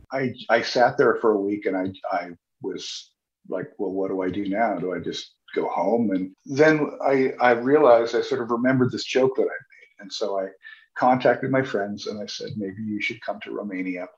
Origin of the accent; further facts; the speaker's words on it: United States; moved away; also born or lived in Sitka, Alaska; I'm an American